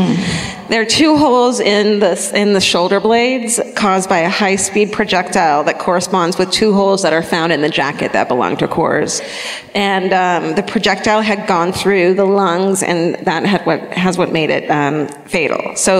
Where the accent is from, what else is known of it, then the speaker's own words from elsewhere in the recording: Denver, Colorado, United States; We know. We're from Denver.